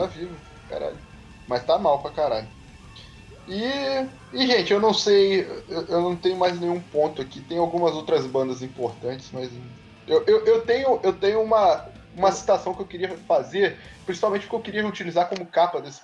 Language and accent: Portuguese; Volta Redonda / Vassouras, Rio de Janeiro, Brazil; eu sou de Redonda, né, de Vassouras